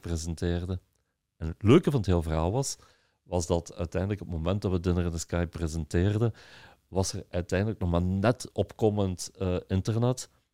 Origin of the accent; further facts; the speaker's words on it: Belgium; als Belgen